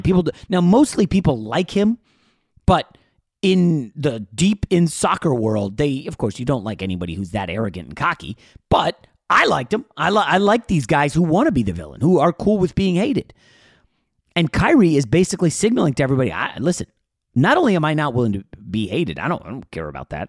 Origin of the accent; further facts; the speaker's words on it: New York, United States; I was born in New York